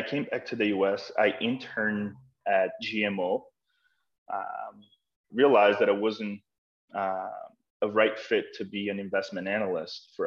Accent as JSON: {"language": "English", "town": "Boston", "region": "Massachusetts", "country": "United States", "tie": "born or raised there", "also_born_or_lived": "near Brasilia, Brazil", "said": "We moved to East Boston back then."}